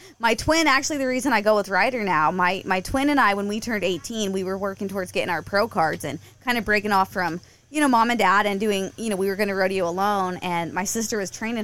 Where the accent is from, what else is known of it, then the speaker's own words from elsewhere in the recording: Kansas City, Missouri, United States; also born or lived in Ozarks, Missouri; I grew up around Kansas City, and then when I was 15, we moved down to the Ozarks